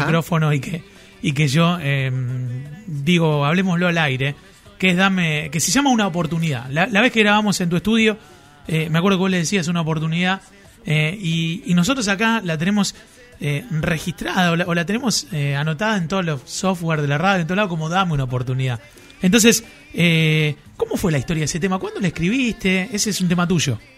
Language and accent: Spanish; Marcos Juárez, Córdoba, Argentina; yo soy de Marco Juárez, que es provincia de Córdoba, pero veíamos los canales de Rosario